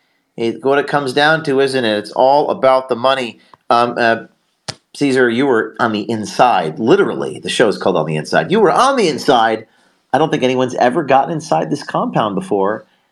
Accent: Tucson, Arizona, United States; I'm Catholic. I grew up in Tucson.

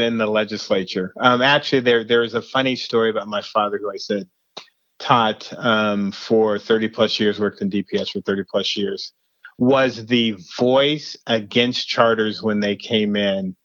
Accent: Denver, Colorado, United States; I grew up in Denver

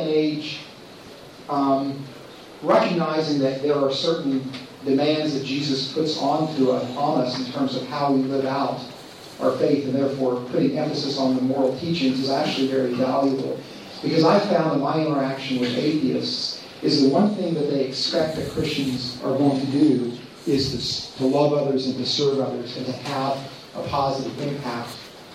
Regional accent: Los Angeles, California, United States; I'm from America, from the Los Angeles area

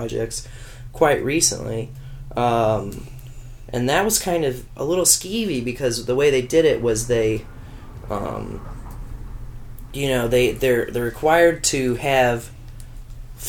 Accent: Kearney, Missouri, United States; now in Columbia, United States; ever since I moved here, see, I'm from Kearney, Missouri, which is about a half hour north of Kansas City

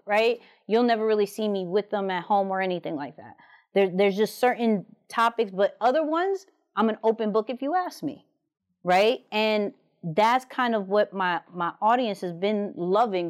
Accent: New York, United States; I'm from New York

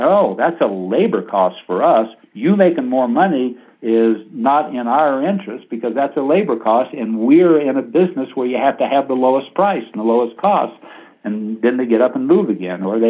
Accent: Oklahoma, United States; moved away; I grew up in Oklahoma in a little wheat farming town

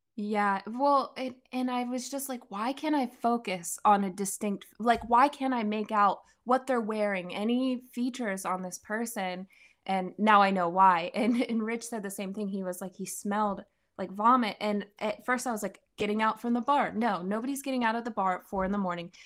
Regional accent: Pennsylvania, United States; I'm from Pennsylvania. I was born and raised there.

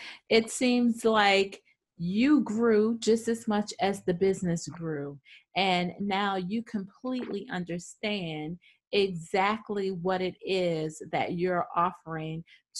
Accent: New York, United States; I'm from New York.

